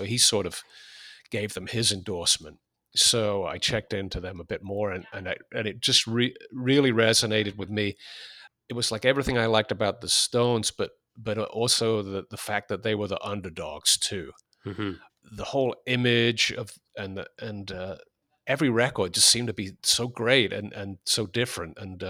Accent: England, United Kingdom; I was born in 1962. So when punk broke in England in 76, I was 14 years old. And I think anyone growing up in England at that time felt that the music had gotten a bit stale.

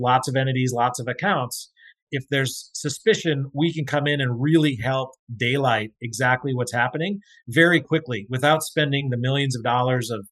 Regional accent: North Dakota, United States; I grew up in North Dakota

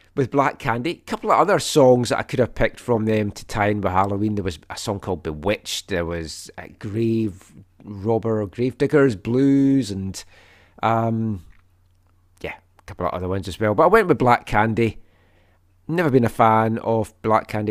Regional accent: Scotland, United Kingdom; moved away; I'm Scottish

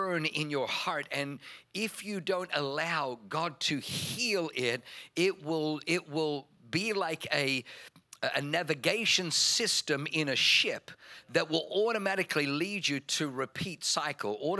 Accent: Germany; first language German; English is a second language; moved away; being born in Germany. German was my first language.

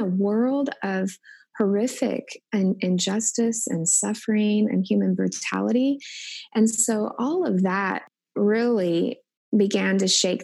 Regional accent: Indianapolis, Indiana, United States; moved away as an adult; also born or lived in Wilmore, Kentucky; now in Omaha, United States; Growing up in Indianapolis, we attended church at least 3 times a week

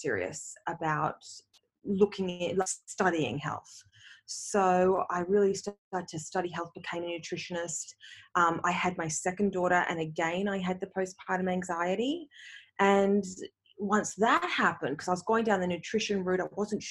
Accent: Australia; moved away as an adult; also born or lived in Canada; I moved from Australia to Canada. Now I'm back in Australia again.

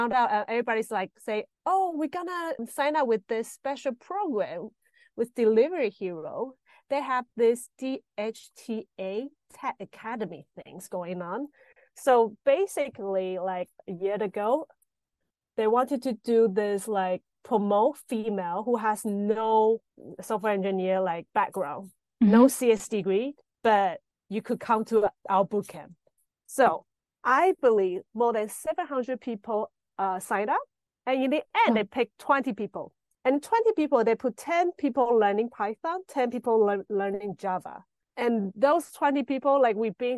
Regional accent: Taiwan; moved away as an adult; now in Berlin, Germany; I'm from Taiwan.

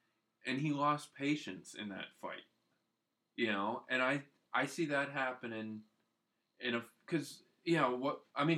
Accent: Chicago, Illinois, United States; I was born in Chicago

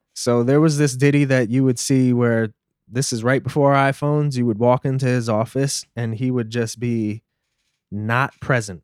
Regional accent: New York City, New York, United States; growing up in Brooklyn

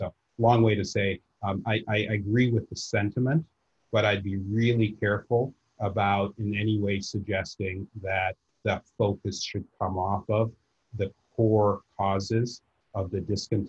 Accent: Nigeria; now in United States; I'm proudly Nigerian American, born on the continent, a son of the continent, who now spends the majority of his time in America.

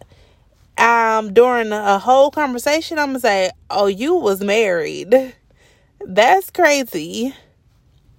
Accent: Atlanta, Georgia, United States; I'm from Atlanta

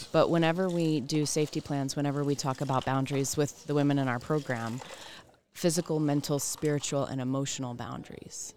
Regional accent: the South, United States; I am from the South

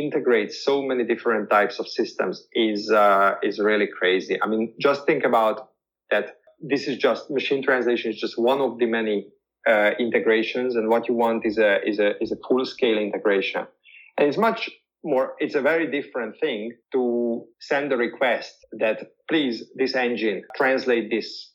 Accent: Hungary; first language Hungarian; English is a second language; my mother tongue is Hungarian. And I do speak Spanish, I do speak German, I do speak English, but I'm not speaking it to the same extent as a native speaker

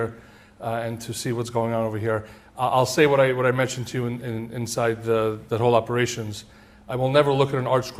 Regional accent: New York City, New York, United States; born or raised there; also born or lived in Tashkent, Uzbekistan

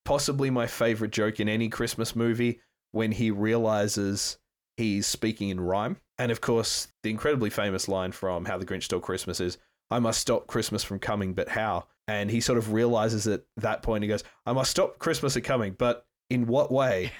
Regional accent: Perth, Western Australia, Australia; Canning Highway in Perth, Western Australia, my hometown

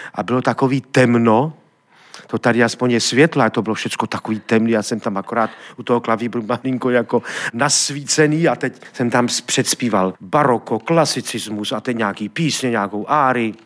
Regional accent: Trenčín, Trenčín Region, Slovakia; moved away as an adult; also born or lived in Sofia, Bulgaria; do Trenčina, do mého rodného města

